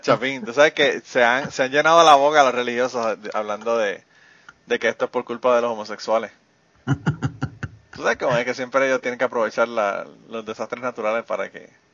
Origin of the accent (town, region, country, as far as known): Puerto Rico; born or raised there; moved away